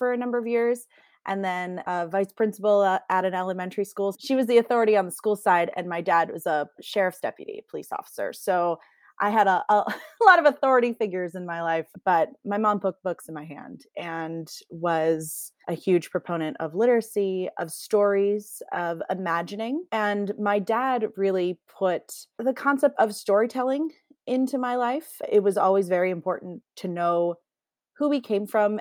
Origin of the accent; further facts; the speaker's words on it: Camarillo, California, United States; I'm from Southern California. I'm from a town called Camarillo, which is in Ventura County